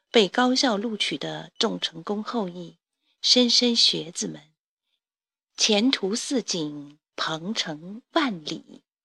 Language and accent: Chinese; Jiangxi, China; now in Beijing, China; 在我的故乡江西赣南